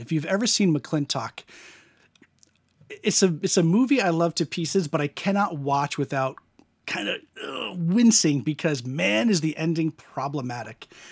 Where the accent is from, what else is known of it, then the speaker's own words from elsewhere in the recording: United States; growing up in America